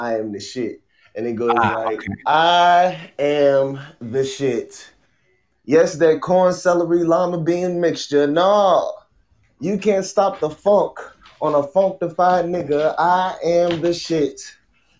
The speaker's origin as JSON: {"language": "English", "town": "Newport News", "region": "Virginia", "country": "United States", "tie": "born or raised there", "said": "I am from Virginia, 757 Newport News"}